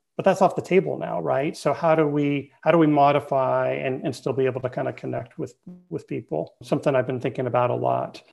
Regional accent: Bay Area, California, United States; I'm born and raised in the Bay Area

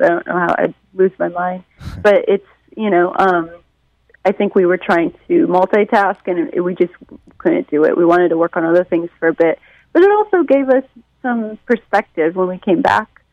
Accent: Detroit, Michigan, United States; now in New York, United States; growing up in Detroit

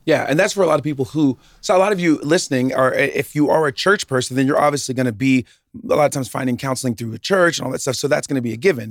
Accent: the South, United States; I grew up in the South. Preacher's kid from the South.

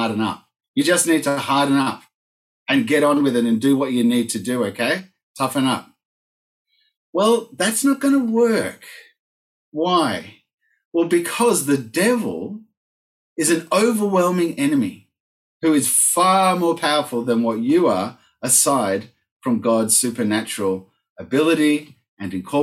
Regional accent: Argentina; moved away; I grew up in Argentina, as you all know, and then went back to work there as an adult

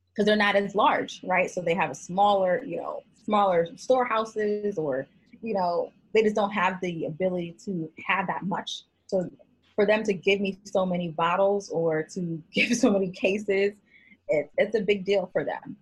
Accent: Connecticut, United States; moved away as an adult; also born or lived in Miami, Florida / Boston, Massachusetts; now in Maryland, United States; I'm originally from Connecticut, actually, born and raised

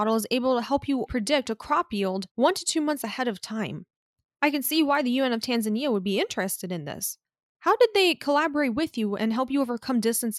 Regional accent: Miami, Florida, United States; I come from Miami, Florida, where it's raining all the time

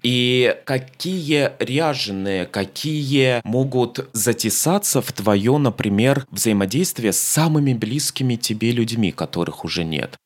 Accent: Moscow, Russia; я москвич

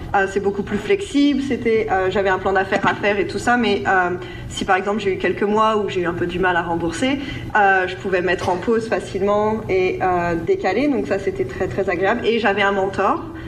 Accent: France; moved away; en tant que Français, euh, de France

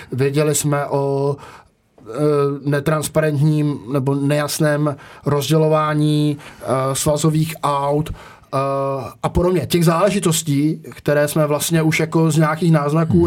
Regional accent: Czechia; jsem Čech

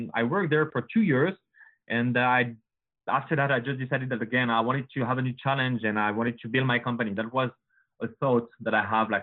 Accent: Paris, Île-de-France, France; accent: French; English is a second language; moved away as an adult; now in Canada; as you can hear with my accent, guys, I'm French. So sure. Born and raised in Paris.

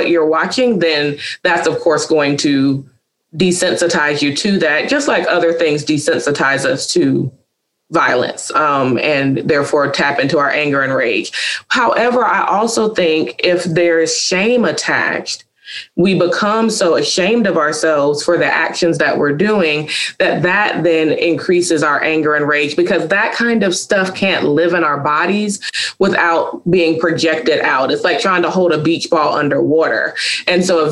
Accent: Charlotte, North Carolina, United States; a private practice in Charlotte, North Carolina, which is also my hometown

